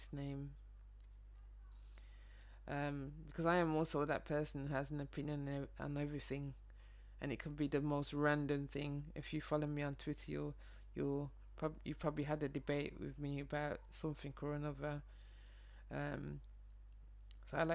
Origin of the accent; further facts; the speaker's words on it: Birmingham, West Midlands, United Kingdom; moved away as an adult; now in London, United Kingdom; Some people can probably hear my accent, but I'm from Birmingham, a northern city just outside London, but I immigrated here 11 years ago